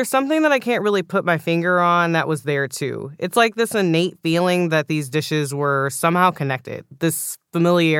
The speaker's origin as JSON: {"language": "English", "town": "Houston", "region": "Texas", "country": "United States", "tie": "born or raised there", "said": "I grew up in Houston, but my parents are from Louisiana"}